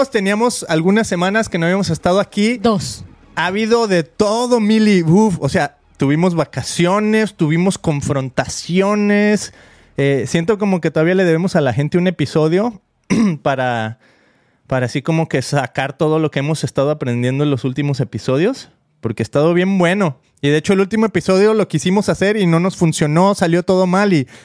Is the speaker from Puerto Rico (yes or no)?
yes; Puerto Rico; Yo soy de Puerto Rico.